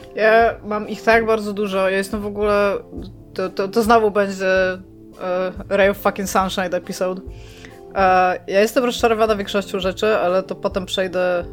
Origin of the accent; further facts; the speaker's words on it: Elbląg, Warmian-Masurian Voivodeship, Poland; urodziłam się w mieście, w którym jak wiecie, nie za bardzo chciałam się urodzić